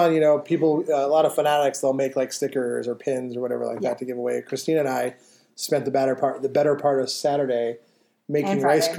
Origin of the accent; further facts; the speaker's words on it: Utah, United States; we're from Utah. I said we're from Utah.